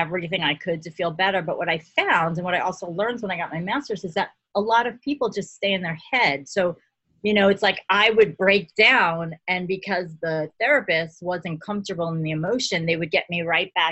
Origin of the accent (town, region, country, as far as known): New York City, New York, United States; born or raised there